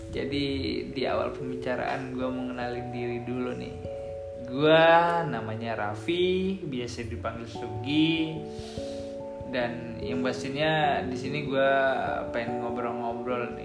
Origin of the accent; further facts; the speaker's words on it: Sumatra, Indonesia; aku berhubung aku orang Sumatera ya jadi aku serahin ke si Boni aja lah